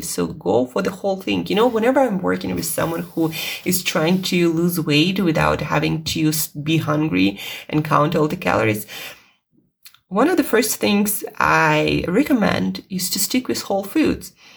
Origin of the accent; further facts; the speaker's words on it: Russia; English is a second language; English is not my first language. It's not my native language. Uh, I'm Russian